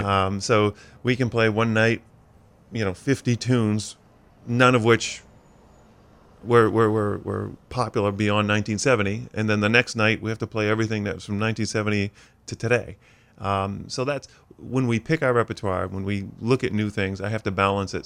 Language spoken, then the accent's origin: English; Skowhegan, Maine, United States; hometown of Skowhegan is where I grew up